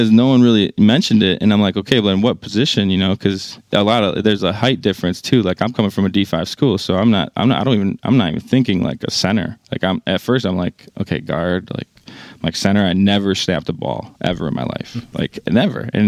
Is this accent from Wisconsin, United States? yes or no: yes; Wisconsin, United States; I always wanted to play for my home state, and that was the only uh, Division One college